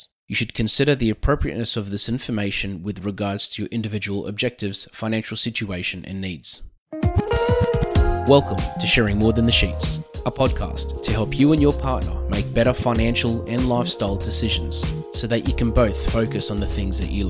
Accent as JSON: {"language": "English", "country": "Australia"}